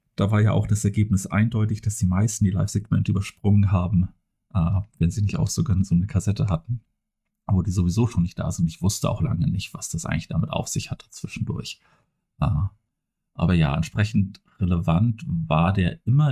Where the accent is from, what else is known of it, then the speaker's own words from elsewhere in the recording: Flensburg, Schleswig-Holstein, Germany; now in Kiel, Germany; zumindest bin ich in, in Flensburg geboren und ja. aufgewachsen und wohne jetzt halt in Kiel